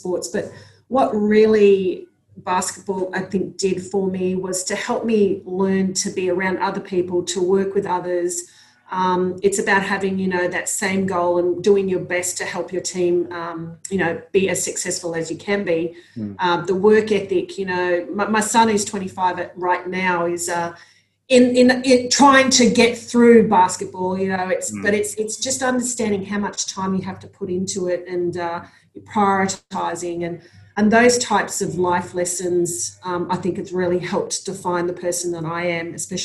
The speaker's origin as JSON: {"language": "English", "town": "Sydney", "region": "New South Wales", "country": "Australia", "tie": "born or raised there", "said": "growing up in Sydney and having, you know, my friends and my family there"}